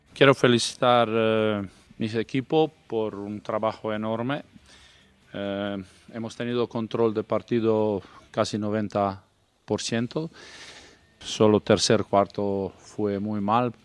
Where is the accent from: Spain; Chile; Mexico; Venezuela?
Spain; Orio, Basque Country; Soy de Orio